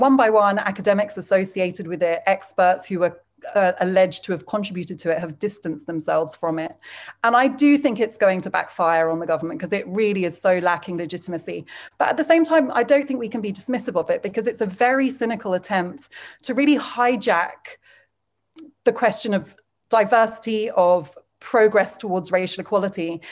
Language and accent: English; United Kingdom; As a British person